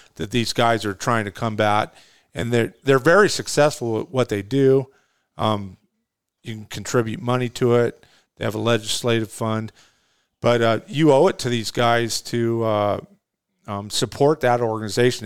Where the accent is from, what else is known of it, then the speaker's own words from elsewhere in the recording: California, United States; moved away as an adult; now in Arizona, United States; I'm a native Californian, man. I lived in California for fifty years.